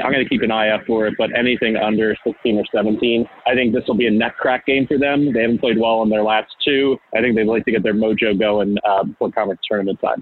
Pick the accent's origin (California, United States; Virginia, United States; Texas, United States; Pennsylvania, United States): Pennsylvania, United States; Philadelphia; also born or lived in Missouri / Maryland; I grew up in Philadelphia, uh, moved out to the Philly suburbs, went to Malvern Prep